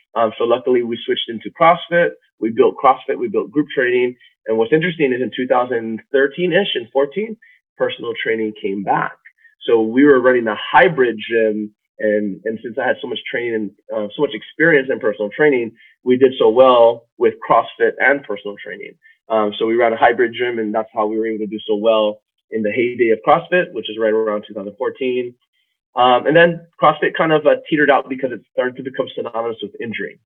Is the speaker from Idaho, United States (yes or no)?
no; Waimea, Hawaii, United States; moved away as an adult; now in Austin, United States; I was born and raised in Hawaii, on the Big Island of Hawaii, in, in the Waimea